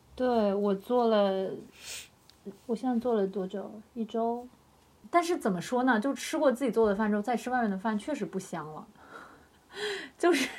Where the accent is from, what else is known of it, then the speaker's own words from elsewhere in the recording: Yangzhou, Jiangsu, China; 我是扬州人